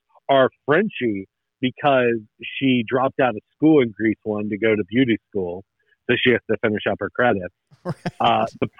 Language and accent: English; Northern Kentucky, United States; I was born and raised in Northern Kentucky, which is real close to Cincinnati